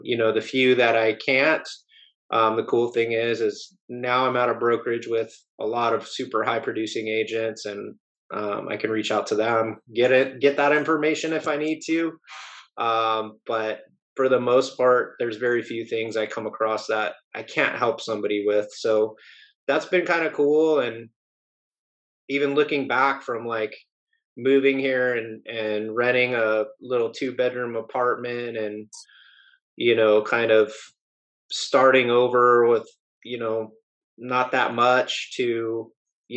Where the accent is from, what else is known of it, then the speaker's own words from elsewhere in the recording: Southern California, United States; moved away; I grew up in Southern California